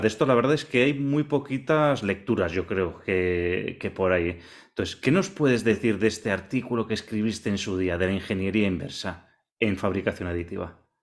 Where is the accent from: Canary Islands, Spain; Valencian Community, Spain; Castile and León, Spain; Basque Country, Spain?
Basque Country, Spain; Vitoria-Gasteiz; yo también soy vecino tuyo de Vitoria